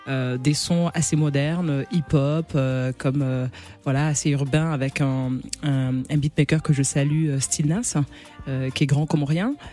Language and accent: French; Mayotte; Ouais, parce que j'ai vraiment ces trois, ces trois origines que je porte fièrement. Je suis comorienne, maorèse malgache.